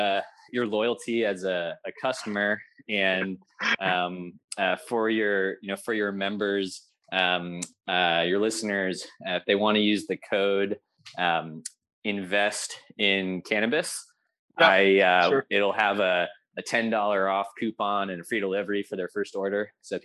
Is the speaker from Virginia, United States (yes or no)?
yes; Virginia, United States; also born or lived in Humboldt County, California; now in California, United States; I'm from Virginia originally.